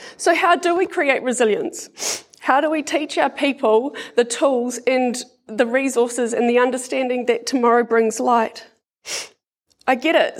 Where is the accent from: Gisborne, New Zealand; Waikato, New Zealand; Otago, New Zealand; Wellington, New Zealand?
Wellington, New Zealand; Porirua; I grew up in Porirua with my brother Sean, mum and dad